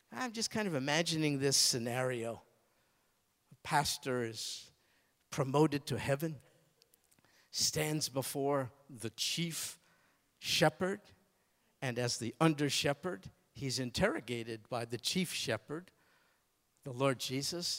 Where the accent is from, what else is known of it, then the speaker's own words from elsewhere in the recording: United States; I'm an American.